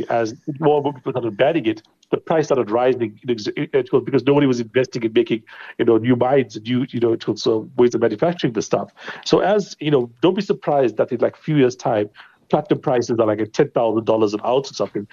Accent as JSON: {"language": "English", "country": "India", "tie": "born or raised there", "moved": "yes", "lives_now": "South Africa", "said": "I grew up in India"}